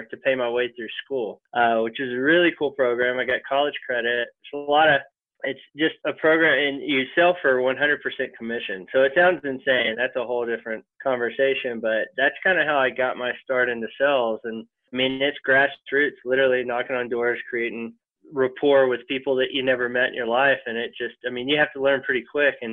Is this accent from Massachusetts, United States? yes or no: no; Longview, Texas, United States; also born or lived in New York / Colorado; grew up in East Texas. I grew up in Longview, Texas. Our claim to fame is that's where Matthew McConaughey grew